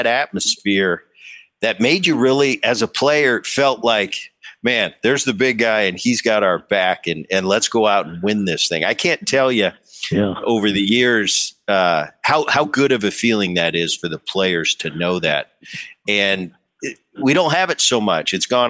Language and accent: English; Philadelphia, Pennsylvania, United States; I'm watching Dad growing up in Philly.